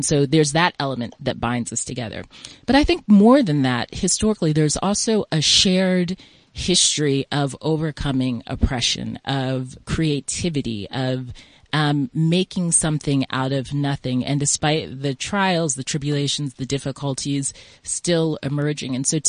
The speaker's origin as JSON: {"language": "English", "country": "United States", "tie": "born or raised there", "also_born_or_lived": "Ghana", "moved": "as an adult", "lives_now": "South Africa", "said": "Listening to my accent, you can probably tell I grew up in the U.S."}